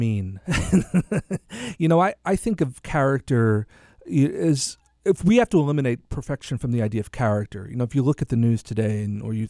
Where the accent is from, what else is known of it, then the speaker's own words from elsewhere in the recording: New York City, New York, United States; I'm a New Yorker